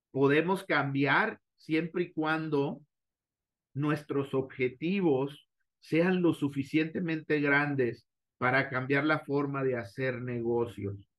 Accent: Mexico; como directivos mexicanos

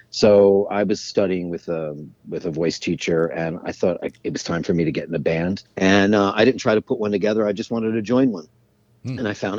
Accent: New York City, New York, United States; I am from Jamaica, Queens.

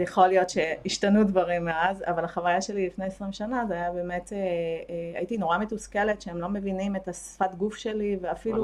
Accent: Ashdod, Southern District, Israel; moved away as an adult; also born or lived in Tel Aviv / Haifa; אני מאשדוד במקור

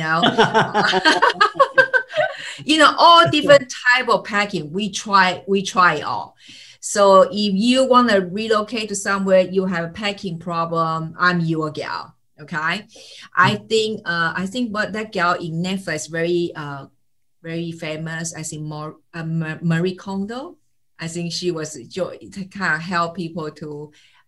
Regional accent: Taiwan; also born or lived in United States / Jamaica; now in Switzerland; I'm greeting you all from Switzerland, and I'm originally from Taiwan

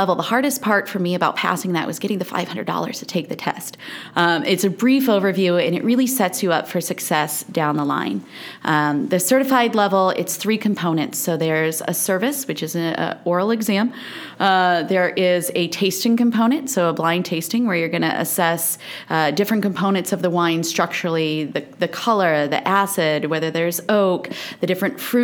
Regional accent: St. Louis, Missouri, United States; moved away; also born or lived in Augusta, Missouri / Beverly Hills, California; I'm from St. Louis, Missouri

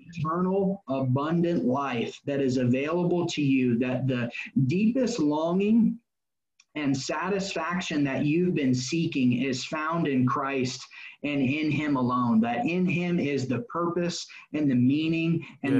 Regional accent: Indianapolis, Indiana, United States; also born or lived in Florida; So I grew up in Indianapolis on the west side. It's called Avon

